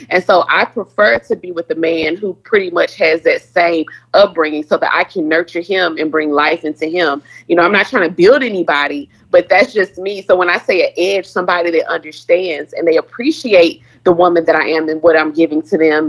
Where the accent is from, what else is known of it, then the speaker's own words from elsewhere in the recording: Houston, Texas, United States; I'm from Third Ward, you know. I'm from the hood